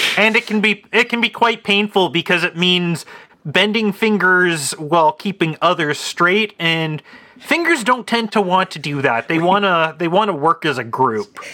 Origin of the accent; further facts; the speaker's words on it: Canada; as a Canadian